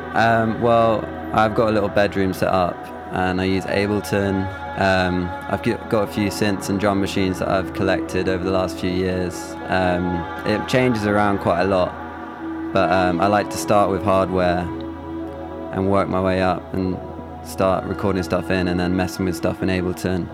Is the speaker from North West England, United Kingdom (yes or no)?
no; London, United Kingdom; also born or lived in Leeds; I'm from London, but I went to uni, did music production at Leeds Beckett